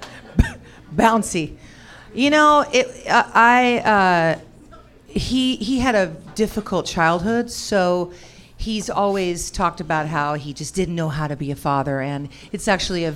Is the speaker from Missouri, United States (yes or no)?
no; California, United States; I grew up in California